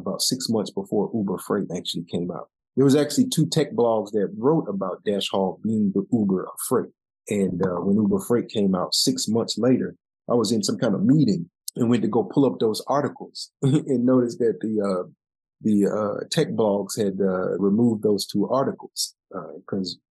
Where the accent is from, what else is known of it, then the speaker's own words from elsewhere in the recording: Chicago, Illinois, United States; moved away; We grew up in the same, you know, neighborhood area, south suburb of Chicago